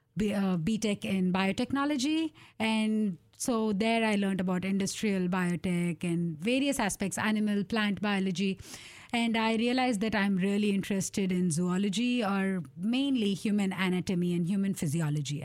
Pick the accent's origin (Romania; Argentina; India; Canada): India; moved away as an adult; now in Portland, United States; growing up in India